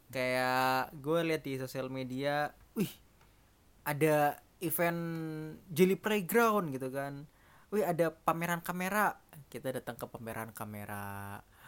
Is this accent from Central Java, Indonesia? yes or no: no; Jember, East Java, Indonesia; accent: medok (Javanese); moved away; saya dari Jember Jawa Timur